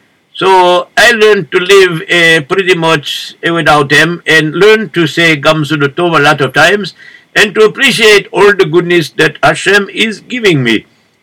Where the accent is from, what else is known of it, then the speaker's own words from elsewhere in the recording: Morocco; English is a second language; now in United States; That is because, if you notice, that I come from Morocco, and very not so always good over there.